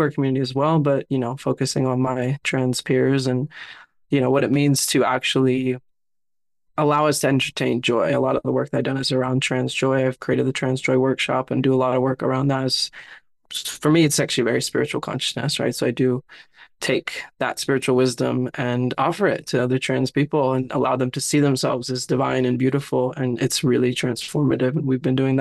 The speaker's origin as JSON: {"language": "English", "region": "Southern California", "country": "United States", "tie": "born or raised there", "said": "I was born and raised in Southern California, raised in a little immigrant home"}